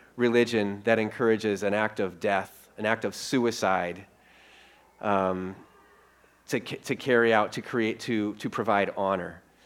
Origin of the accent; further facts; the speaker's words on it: Iowa, United States; also born or lived in Colorado / Minneapolis; Rosie and I, we're, we're from Iowa